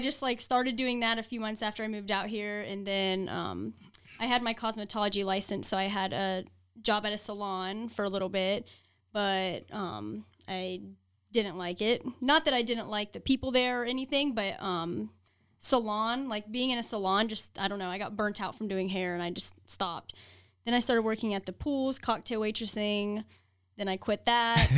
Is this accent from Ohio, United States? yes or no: yes; Columbus, Ohio, United States; moved away as an adult; now in Las Vegas, United States; I was born and raised in Columbus, Ohio